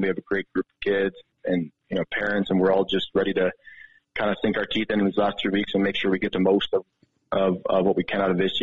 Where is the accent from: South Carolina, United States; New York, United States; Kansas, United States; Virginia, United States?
New York, United States; Rochester; now in Helena, United States; I grew up in Rochester, New York